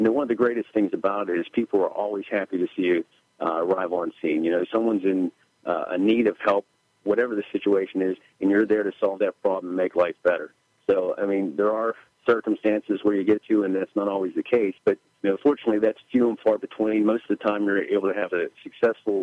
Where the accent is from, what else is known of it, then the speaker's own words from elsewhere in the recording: McKeesport, Pennsylvania, United States; I was born in McKeesport Hospital, raised in the city, grew up here in the city